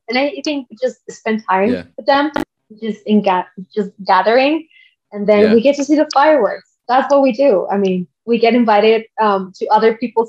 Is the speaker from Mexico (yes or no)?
yes; Mexico; now in El Paso, United States; I'm from Mexico, but I live here in El Paso, and I've been living here for the past 12 years.